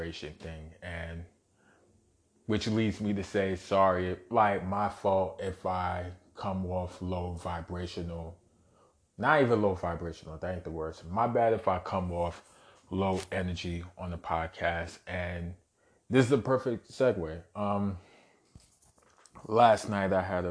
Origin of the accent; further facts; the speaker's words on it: New York City, New York, United States; born and raised in Brooklyn, New York